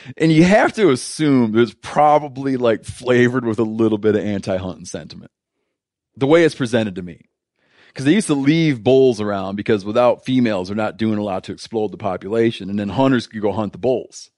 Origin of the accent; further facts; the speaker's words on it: United States; I'm, I'm deeply American